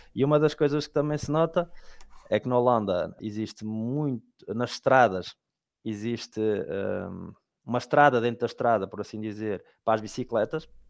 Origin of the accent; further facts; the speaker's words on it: Portugal; moved away as an adult; now in Belgium; decidiram também para eu começar a primária em Portugal